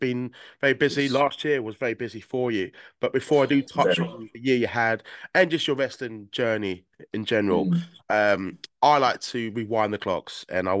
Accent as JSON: {"language": "English", "area": "Essex", "region": "East of England", "country": "United Kingdom", "said": "Today's guest is actually from the same county as me, by the way, Essex."}